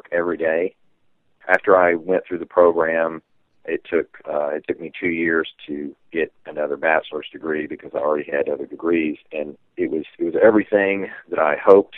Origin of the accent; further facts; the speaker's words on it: Texas, United States; growing up in Texas